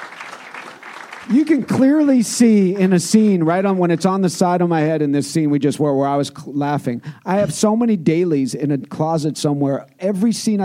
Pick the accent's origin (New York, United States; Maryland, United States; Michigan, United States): New York, United States; New York City; being Jewish, being a New Yorker, being neurotic